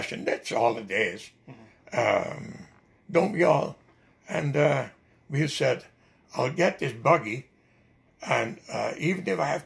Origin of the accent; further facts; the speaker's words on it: Netherlands; English is a second language; moved away as an adult; also born or lived in Winnipeg, Canada / Ontario, Canada; now in Canada; Only 20 clicks away from my hometown